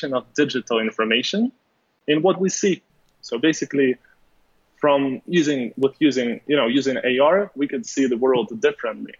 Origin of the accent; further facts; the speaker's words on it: Ukraine; moved away as an adult; now in Los Angeles, United States; I'm from Ukraine. So basically, I moved to Los Angeles more than 2 years